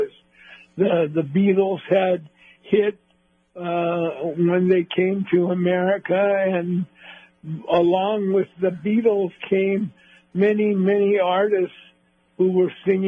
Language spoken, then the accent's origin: English; Los Angeles, California, United States; we grew up in the South Bay of Los Angeles.